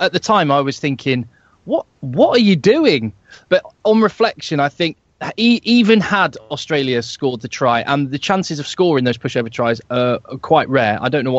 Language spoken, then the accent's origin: English; England, United Kingdom; as an Englishman